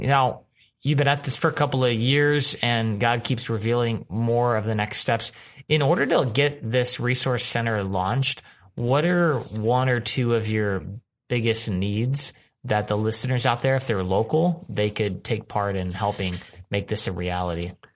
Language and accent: English; Houston, Texas, United States; I was from Houston